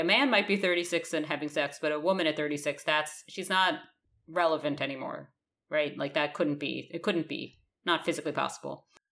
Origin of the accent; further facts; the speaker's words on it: United States; moved away; I'm still American